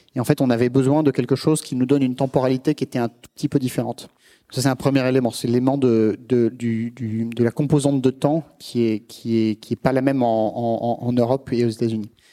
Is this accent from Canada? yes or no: no; France; en tant que Français